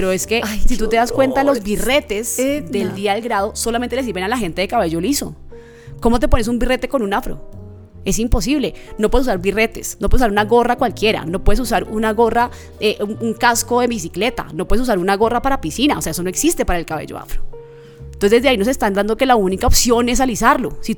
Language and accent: Spanish; Chocó, Colombia; also born or lived in Bogotá; En el Chocó, de donde yo soy, porque yo, aunque nací en Bogotá, soy chocuana.